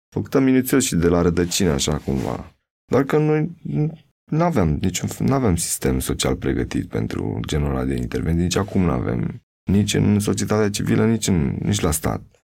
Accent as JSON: {"language": "Romanian", "town": "Buhuși", "region": "Bacău County", "country": "Romania", "tie": "born or raised there", "moved": "yes", "said": "Sunt din Bucuști"}